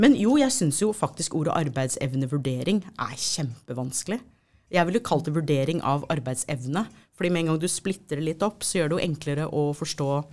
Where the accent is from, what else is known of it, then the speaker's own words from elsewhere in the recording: United States; now in Norway; Nå er jeg amerikaner ikke sant, opprinnelig